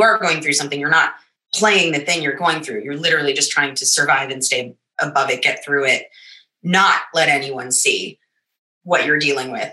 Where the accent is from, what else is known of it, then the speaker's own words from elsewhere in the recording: United States; also born or lived in New York; I'm American